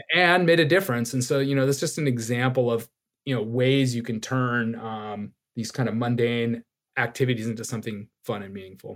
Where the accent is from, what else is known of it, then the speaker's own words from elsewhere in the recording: Laguna Beach, California, United States; also born or lived in Long Island, New York / Saipan; I grew up in Laguna Beach, small beach town in Southern California